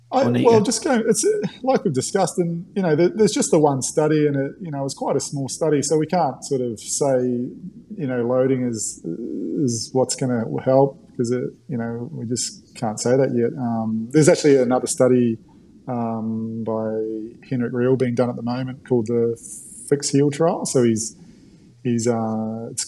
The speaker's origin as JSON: {"language": "English", "country": "New Zealand", "accent": "mix of Australian and New Zealand", "moved": "yes", "lives_now": "Australia", "said": "my accent's uh, sort of like a mix now between an Aussie and a Kiwi, probably even more Aussie. I've been here for"}